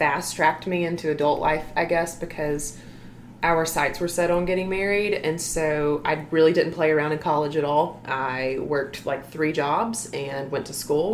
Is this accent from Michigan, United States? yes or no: no; Opelika, Alabama, United States; moved away as an adult; now in Phenix City, United States; I grew up actually in Opelika. That's where I'm from. And I lived there for 22 years until I got married